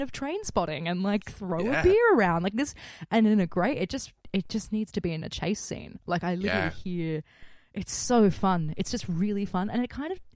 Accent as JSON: {"language": "English", "country": "Australia", "said": "as an Australian"}